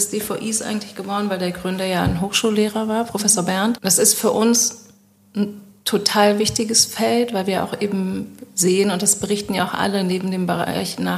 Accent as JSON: {"language": "German", "region": "Berlin", "country": "Germany", "said": "ich bin Berlinerin, was wollt ihr jetzt hier in Düsseldorf von mir?"}